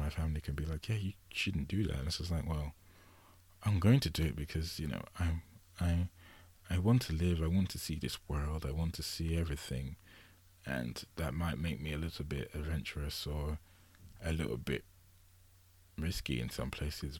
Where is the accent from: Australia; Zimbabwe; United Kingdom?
United Kingdom; England; I'm from England.